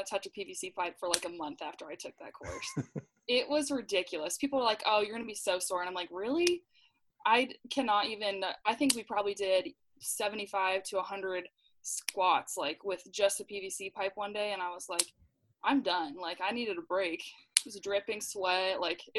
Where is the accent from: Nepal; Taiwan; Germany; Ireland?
Ireland; Dublin, Leinster; So I have a really small family, but I grew up in Dublin and I have one older brother.